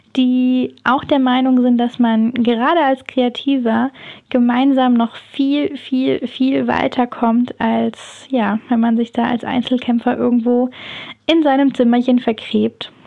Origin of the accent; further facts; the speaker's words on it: near Heidelberg, Baden-Württemberg, Germany; ich komme aus der Nähe von Heidelberg